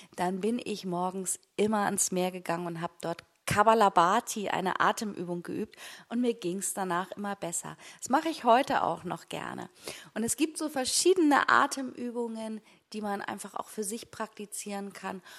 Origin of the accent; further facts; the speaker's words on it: Hamburg, Germany; also born or lived in Güby; jetzt an meinem neuen Wohn-, Wohnort als waschechte Hamburgerin